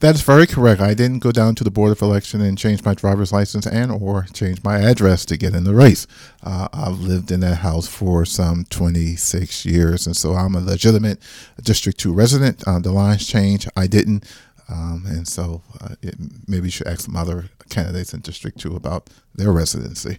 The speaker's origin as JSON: {"language": "English", "town": "Charleston", "region": "South Carolina", "country": "United States", "tie": "born or raised there", "moved": "as an adult", "lives_now": "Charlotte, United States", "said": "born and raised in Charleston, South Carolina"}